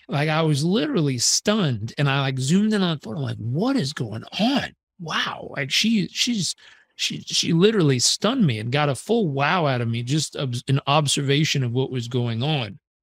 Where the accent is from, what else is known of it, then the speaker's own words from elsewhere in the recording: Southern California, United States; I was born in Southern California.